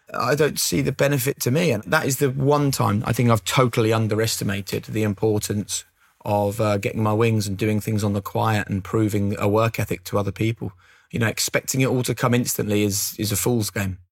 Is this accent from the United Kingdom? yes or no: yes; Norwich, East of England, United Kingdom; growing up in Norwich